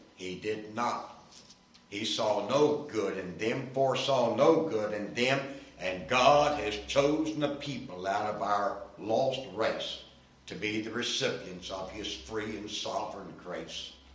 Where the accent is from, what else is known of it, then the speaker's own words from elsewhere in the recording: Winston-Salem, North Carolina, United States; Winston-Salem, my hometown